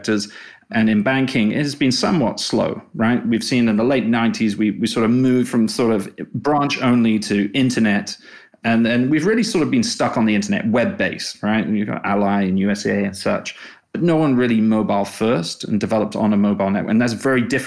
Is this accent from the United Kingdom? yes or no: yes; England, United Kingdom; accent: English; moved away as an adult; also born or lived in China / Australia / Singapore / Hong Kong; now in United States; I'm English.